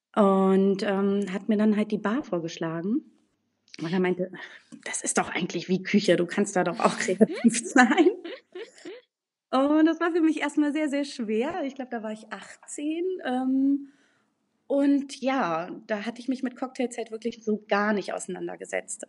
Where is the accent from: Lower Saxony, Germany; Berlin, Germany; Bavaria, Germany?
Berlin, Germany; now in Münster, Germany; ich bin in Berlin groß geworden